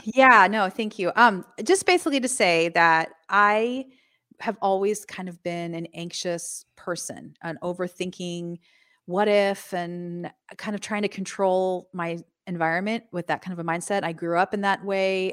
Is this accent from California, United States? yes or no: yes; Los Angeles, California, United States; also born or lived in Midwest / San Diego; I grew up in Southern California, in northern Los Angeles area